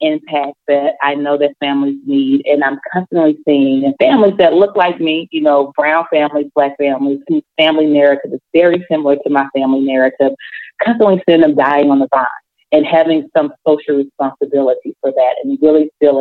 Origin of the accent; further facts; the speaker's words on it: Jackson, Mississippi, United States; when we moved from the Delta, moved to Jackson